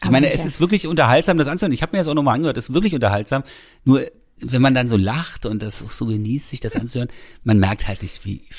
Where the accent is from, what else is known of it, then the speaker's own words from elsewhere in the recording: Berlin, Germany; ich bin ja zwar in Berlin geboren, aber ich bin ja in dem Bezirk Köpenick geboren. Äh, große Teile meiner Kindheit habe ich da verbracht.